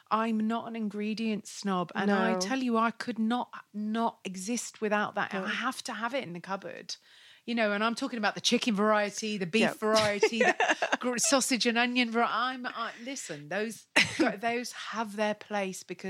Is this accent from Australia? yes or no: no; United Kingdom; I'm not even English, but I am British